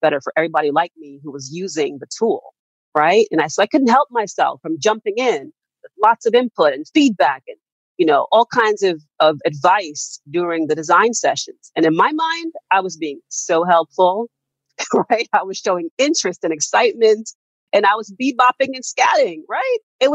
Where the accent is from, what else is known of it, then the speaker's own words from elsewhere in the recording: Jamaica; I'm Jamaican by heritage and by birth.